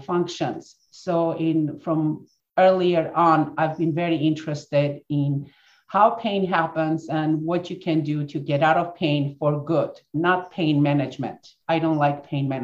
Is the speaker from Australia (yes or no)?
no; Armenia; moved away; I was born and raised in Armenia, grew up in former Soviet Union.